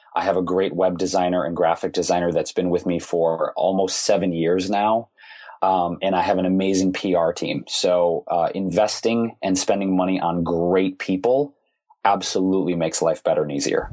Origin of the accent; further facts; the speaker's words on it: Detroit, Michigan, United States; Growing up in Detroit, most everybody worked for one of the big three automakers